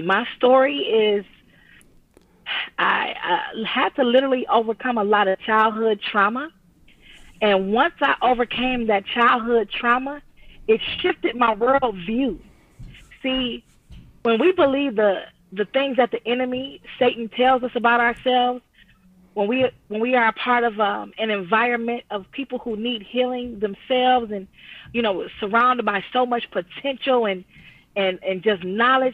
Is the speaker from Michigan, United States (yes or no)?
yes; Detroit, Michigan, United States; now in Pontiac, United States; born and raised in Detroit, but living in Pontiac now